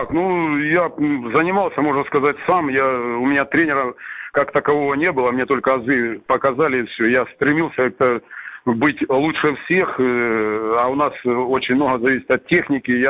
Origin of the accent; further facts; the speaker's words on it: Salsk, Rostov Oblast, Russia; Ну, родом я из Сальска, есть такой степной городишко на юге Ростовской области.